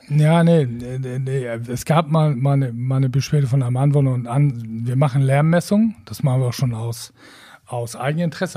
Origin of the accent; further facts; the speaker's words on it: Wacken, Schleswig-Holstein, Germany; ich komme aus Wacken